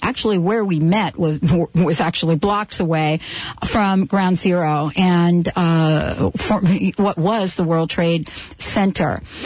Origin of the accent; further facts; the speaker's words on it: New Jersey, United States; moved away; also born or lived in New York City; growing up in New Jersey